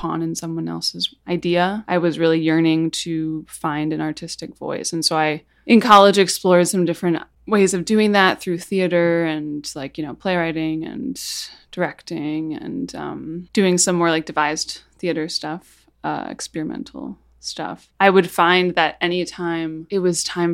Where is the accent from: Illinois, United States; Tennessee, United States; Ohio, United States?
Illinois, United States; Chicago; I'm from Chicago, and I have a band called ….